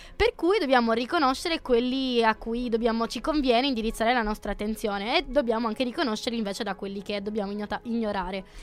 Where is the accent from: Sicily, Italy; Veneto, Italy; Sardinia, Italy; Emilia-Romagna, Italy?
Sardinia, Italy; Io sono sarda